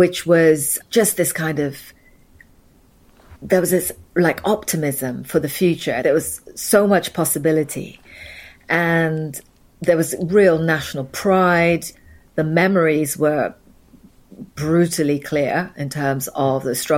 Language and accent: English; Nairobi, Kenya; also born or lived in Vienna; now in United Kingdom; I was born in Nairobi. That's where I grew up